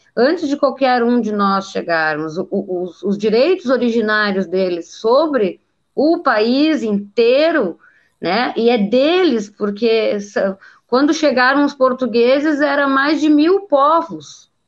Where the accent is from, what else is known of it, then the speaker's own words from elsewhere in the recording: Brazil; Eu sou brasileiro